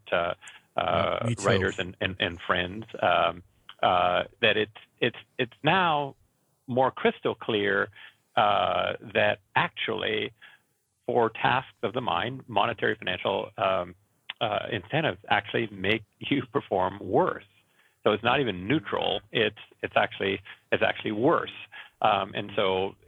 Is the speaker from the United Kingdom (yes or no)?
no; Canada; I am from Canada, and it's not foggy here.